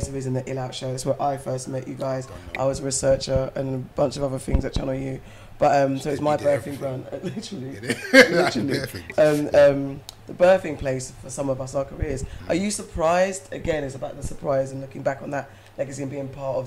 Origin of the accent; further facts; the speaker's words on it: London, United Kingdom; I grew up in South up until I was 20 and I moved to West.